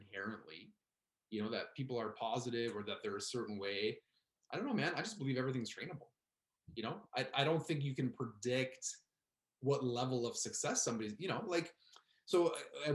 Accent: Canada; we're Canadian.

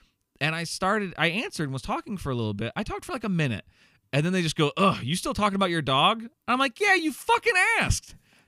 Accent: Iowa, United States; now in Chicago, United States; no, I'm from Iowa. I live in Chicago right now.

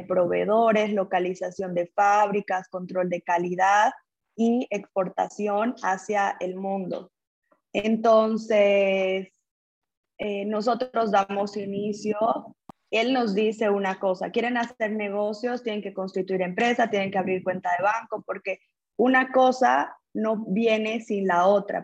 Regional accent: Cochabamba, Bolivia; nací en Cochabamba, Bolivia, tuve acercamiento con familias empresarias desde muy joven

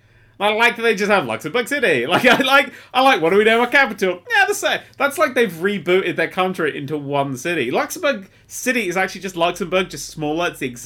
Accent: United Kingdom; I'm British, for fuck's sake.

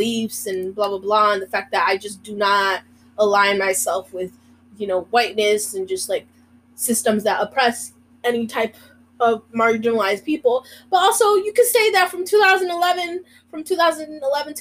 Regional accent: Oregon, United States; accent: Mexican; also born or lived in Bronx, New York; now in New York, United States; I'm from Oregon, about an hour away from Portland

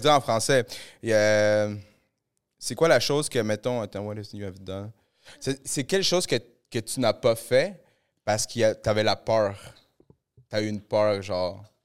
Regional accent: Montreal, Quebec, Canada; j'ai grandi un peu à Saint-Léonard

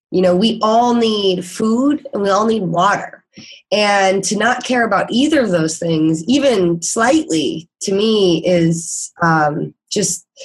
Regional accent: Midwest, United States; me growing up in the Midwest, I've always had a pretty good idea of like when things grow.

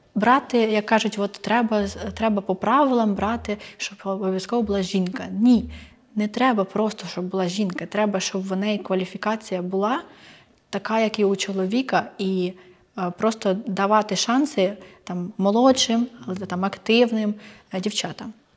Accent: Ukraine; для мене, для українки

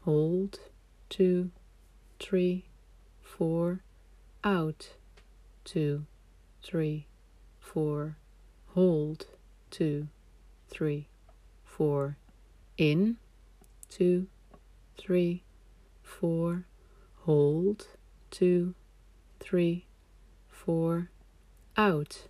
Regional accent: Amsterdam, North Holland, Netherlands; moved away; I'm from Amsterdam, the Netherlands

